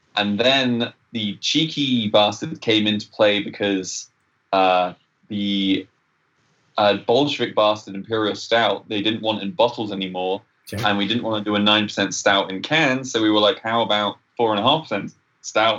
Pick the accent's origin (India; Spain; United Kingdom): United Kingdom; England; now in Canada; I'm English.